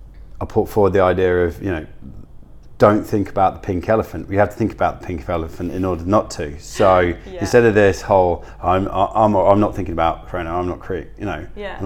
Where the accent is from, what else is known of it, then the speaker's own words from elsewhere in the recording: England, United Kingdom; now in Australia; I suppose being 2 English poms